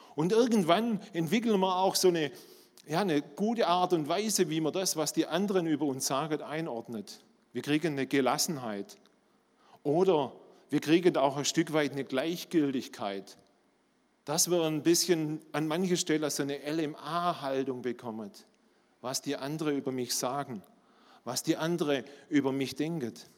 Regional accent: Swabia, Germany; accent: Swabian; Ihr hört, ich bin Schwabe

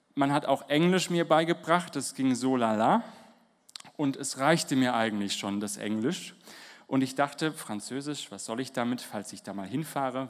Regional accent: Holzelfingen, Baden-Württemberg, Germany; moved away as an adult; wir kommen hier aus Holzelfingen, da spricht man auch Slang vom Land

